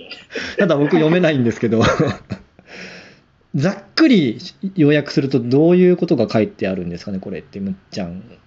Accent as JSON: {"language": "Japanese", "country": "Japan", "said": "僕たち日本人"}